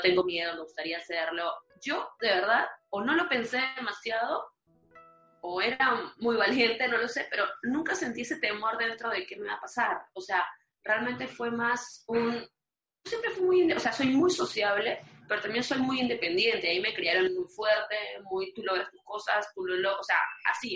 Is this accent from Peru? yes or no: yes; Peru; moved away; siendo peruana